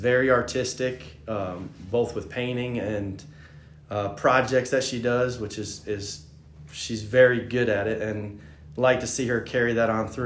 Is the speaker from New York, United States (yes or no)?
yes; upstate New York, United States; moved away as an adult; now in Greenville, United States; I grew up in upstate New York